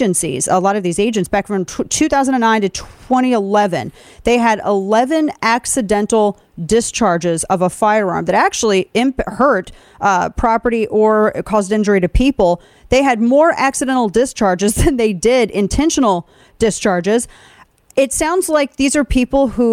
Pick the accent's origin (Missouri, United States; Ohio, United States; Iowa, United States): Missouri, United States; my home state of Missouri